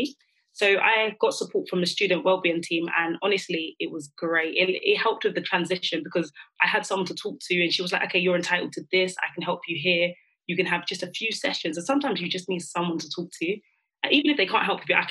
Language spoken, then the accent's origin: English; London, United Kingdom; because I'm from London, I was just thinking I need a uni where it's relatively in the Midlands